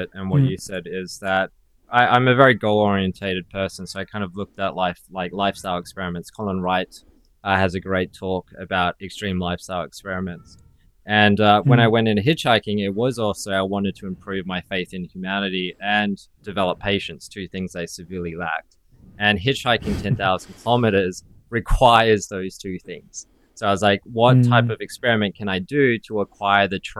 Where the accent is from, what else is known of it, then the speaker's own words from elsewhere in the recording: Perth, Western Australia, Australia; when I grew up in Perth, which is it's one of the most isolated cities in Australia